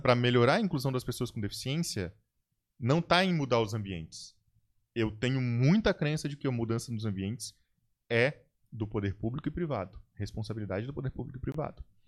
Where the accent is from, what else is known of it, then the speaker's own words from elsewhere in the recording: Brazil; nós, como brasileiros